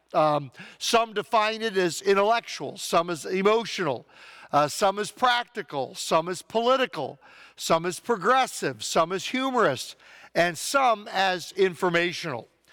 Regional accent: United States; As American Christians

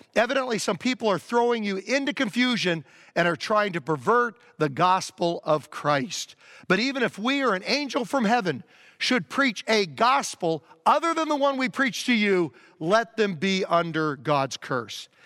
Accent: Virginia, United States; I grew up in Virginia

